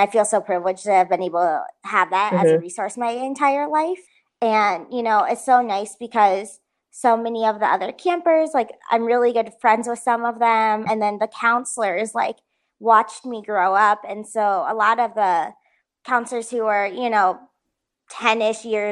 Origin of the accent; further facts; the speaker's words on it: Colorado, United States; moved away as an adult; also born or lived in China / New York; now in Phoenix, United States; I grew up in Colorado and then spent most, like pretty much my whole life there until I went to school